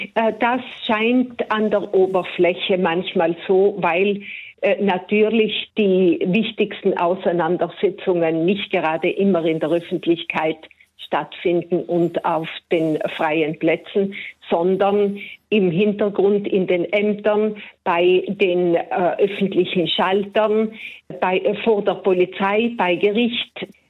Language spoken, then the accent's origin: German; South Tyrol, Trentino-Alto Adige, Italy; in diesem Staat als deutsche und ladinische äh, Volksgruppe